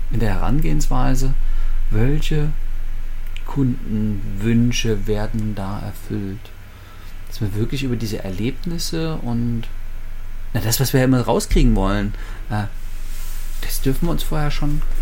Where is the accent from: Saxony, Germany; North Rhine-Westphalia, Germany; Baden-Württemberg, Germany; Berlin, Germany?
Saxony, Germany; Leipzig; also meine Heimatstadt Leipzig, 650.000 Einwohner